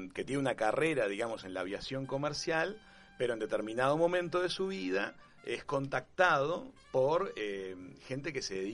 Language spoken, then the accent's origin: Spanish; Argentina; yo soy argentina